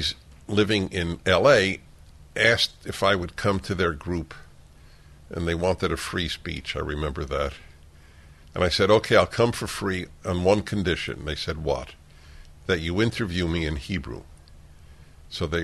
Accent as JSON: {"language": "English", "country": "United States", "said": "I'm a man, I'm a Jew, and I'm an American"}